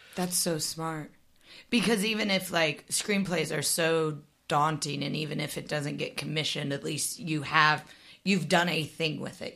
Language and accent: English; Midwest, United States; I grew up in the Midwest